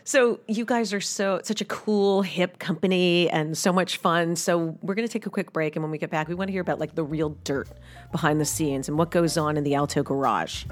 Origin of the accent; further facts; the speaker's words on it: New York City, New York, United States; moved away; I grew up in New York City with taxis